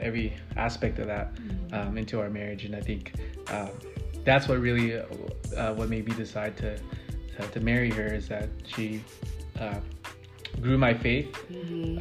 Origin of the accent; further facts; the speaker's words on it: San Diego, California, United States; I'm originally from San Diego